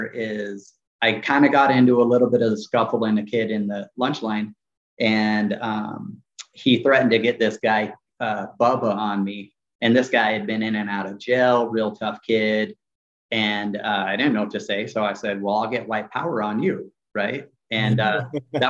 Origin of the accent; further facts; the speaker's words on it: Kern County, California, United States; where we grew up in Southern California